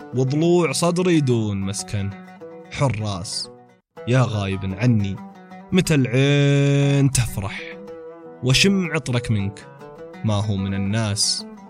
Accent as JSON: {"language": "Arabic", "town": "Taif", "region": "Makkah Province", "country": "Saudi Arabia", "said": "كنت في كافي عندنا في الطائف اسمه ميرلو"}